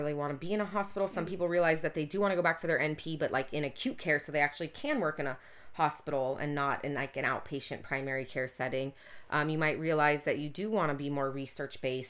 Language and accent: English; Orange County, Southern California, United States; growing up in Orange County